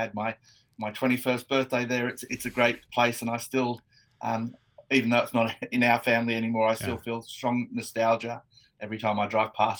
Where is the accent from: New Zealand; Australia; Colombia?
Australia; Hunter Valley, New South Wales; I grew up in the Hunter.